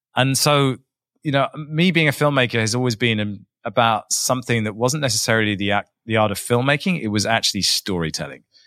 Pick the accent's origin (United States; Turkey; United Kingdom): United Kingdom; England; I'm English. There are no mountains in England